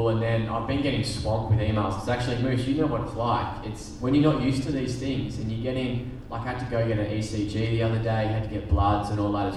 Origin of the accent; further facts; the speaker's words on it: Bendigo, Victoria, Australia; also born or lived in Brisbane; being a country boy, like, you just drive the commie into the town in Bendigo